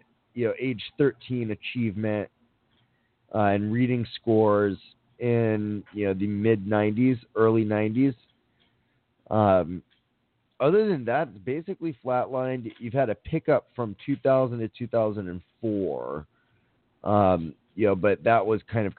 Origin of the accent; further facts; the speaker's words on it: Miami, Florida, United States; now in Los Angeles, United States; My hometown of Miami